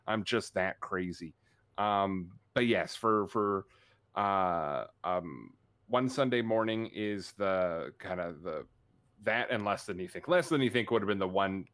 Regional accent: Canada; I'm still from Canada. I'm still obnoxiously Canadian

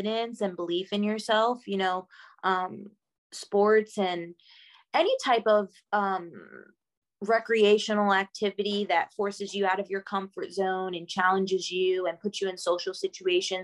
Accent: Long Island, New York, United States; moved away; I grew up in Long Island, New York

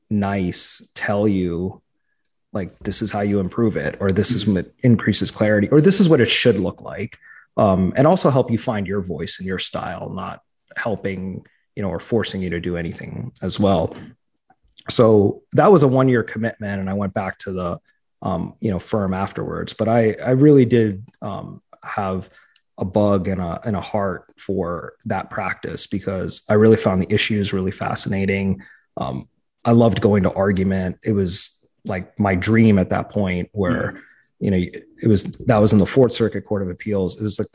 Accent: New York, United States; accent: New York; My family tells me that I've lost my New York accent.

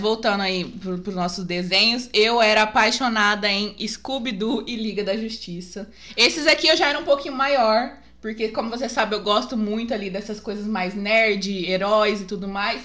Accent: Guaíra, São Paulo, Brazil; eu não sou de Guaíra, eu moro aqui desde os dois anos, mas eu não nasci aqui

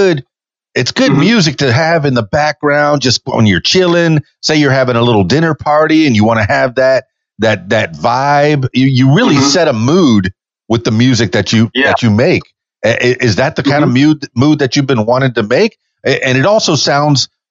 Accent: Miami, Florida, United States; I'm from Miami, the biggest suburb of New York.

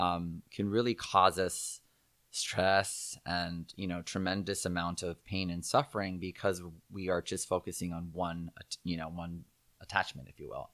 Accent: Southern California, United States; also born or lived in Monterey Park, California / Walnut, California / Torrance, California / Aliso Viejo, California; I was born in Monterey Park, California. Um, and, uh, and I was kinda raised all over, actually. We lived in Walnut for a little bit, and then, um, then we moved to Torrance

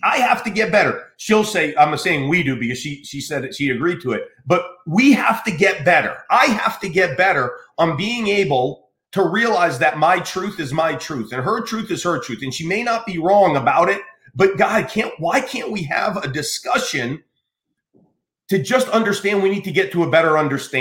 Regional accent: United States; I grew up in America

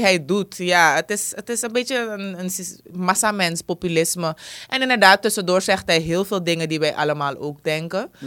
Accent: Suriname; als Surinamer

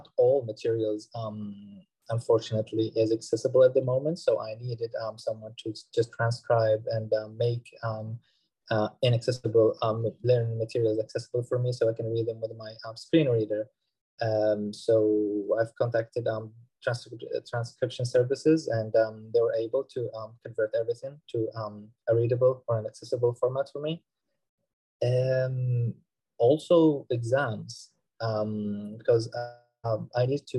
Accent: Saudi Arabia; moved away as an adult; now in Leeds, United Kingdom; I'm originally from Saudi Arabia, and I'm doing my PhD now in marketing at the University

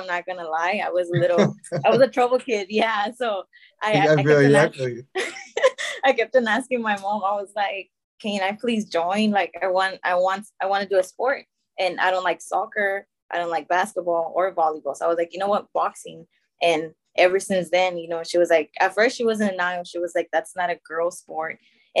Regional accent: Monterrey, Nuevo León, Mexico; as I said before, I'm from Monterrey, so it's harder for us to go to nationals.

